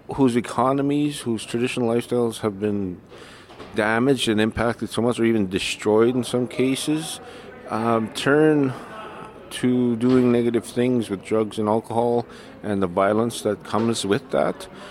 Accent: South Indian Lake, Manitoba, Canada; I'm from the South Indian Lake, also known as the Hopi and Cree Nation

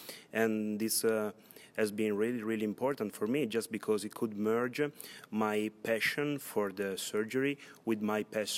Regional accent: Italy; I come from Italy. I'm 32.

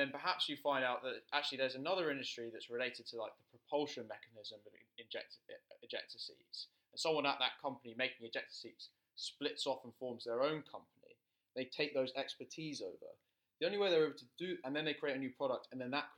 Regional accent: United Kingdom; we come from the United Kingdom

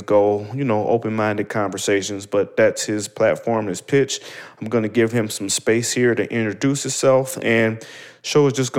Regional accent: Cleveland, Ohio, United States; moved away; I am in the beautiful city, my hometown, Cleveland, Ohio

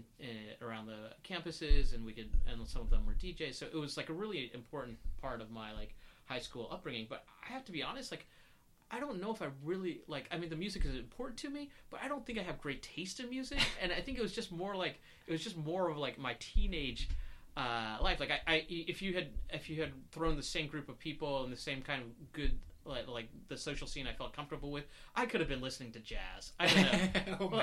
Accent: North Carolina, United States; now in New York, United States; I grew up in North Carolina

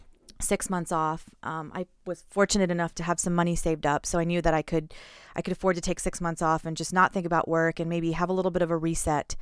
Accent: Houston, Texas, United States; moved away as an adult; I'm from Houston.

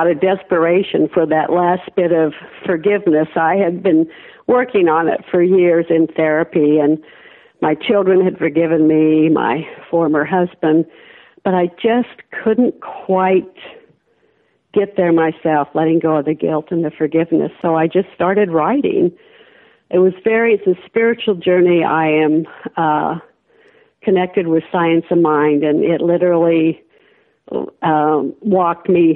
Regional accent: Idaho, United States; moved away; born and raised in Idaho

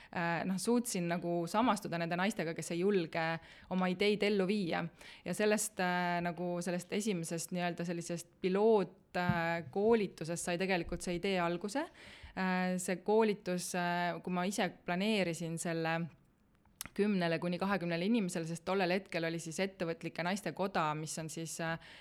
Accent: Tallinn, Harju County, Estonia; moved away; also born or lived in Italy; ma olen jah, põline Tallinna inimene

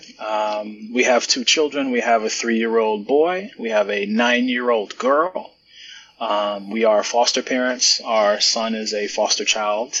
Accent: Norcross, Georgia, United States; moved away as an adult; also born or lived in Spain; now in New York City, United States; I was born in New York City. I grew up in Georgia, in a small city in Georgia called Norcross. And I lived in Georgia from age 4 to age 18

